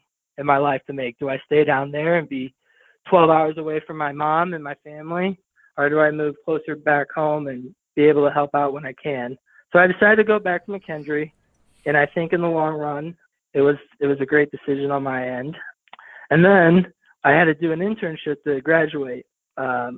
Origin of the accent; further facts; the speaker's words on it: St. Louis, Missouri, United States; moved away; I grew up in St. Louis, Missouri